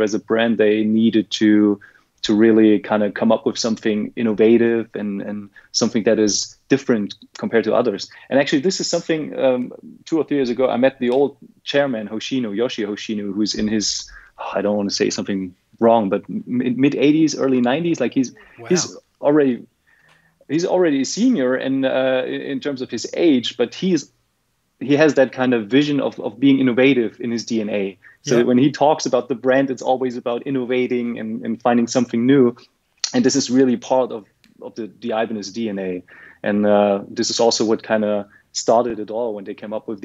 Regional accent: Germany; I'm from Germany

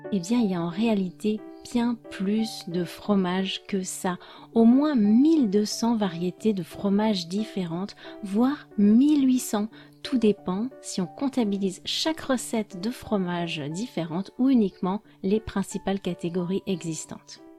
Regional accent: France; je suis française

